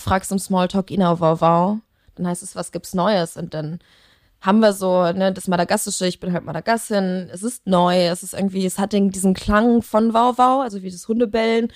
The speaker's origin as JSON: {"language": "German", "town": "Leverkusen", "region": "North Rhine-Westphalia", "country": "Germany", "tie": "born or raised there", "also_born_or_lived": "Cologne", "said": "da bin ich äh, geboren und aufgewachsen"}